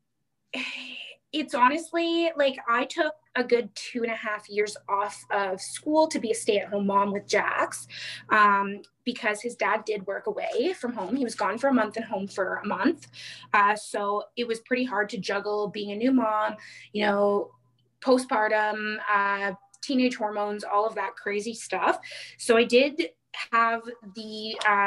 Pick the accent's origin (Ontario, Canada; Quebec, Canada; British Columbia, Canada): Ontario, Canada; Mattawa; moved away as an adult; now in Ottawa Valley, Canada; So I am originally from Mattawa, which is about 40 minutes before you hit North Bay